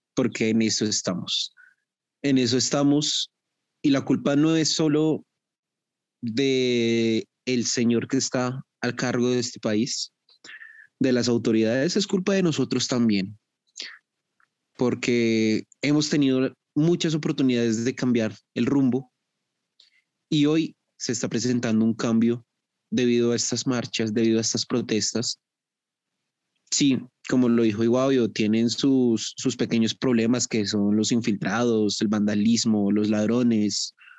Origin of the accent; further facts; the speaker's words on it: Bogotá, Colombia; yo soy de Bogotá